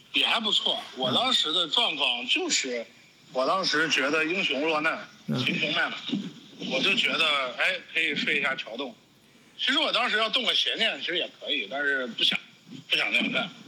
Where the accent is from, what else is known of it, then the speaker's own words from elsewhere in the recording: China; also born or lived in New York, United States; now in Orlando, United States; 一五年的九月十八号，我回的国